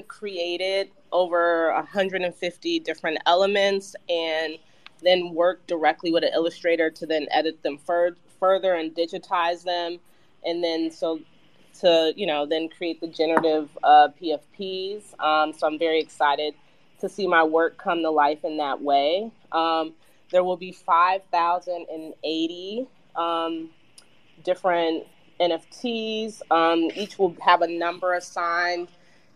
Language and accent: English; Chicago, Illinois, United States; I'm from Chicago area